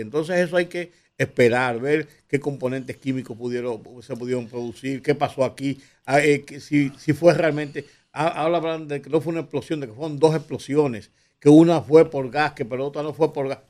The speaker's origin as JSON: {"language": "Spanish", "country": "Dominican Republic", "said": "los dominicanos"}